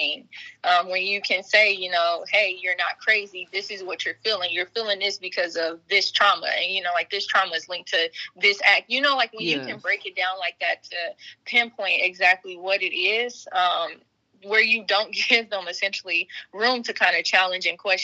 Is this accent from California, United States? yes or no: no; Trotwood, Ohio, United States; Being from Trotwood, was really no different because I grew up in Trotwood and Madison City School Districts